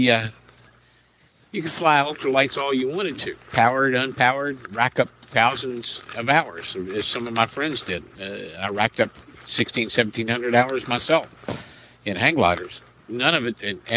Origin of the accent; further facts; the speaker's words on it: Indiana, United States; moved away; my hometown in Indiana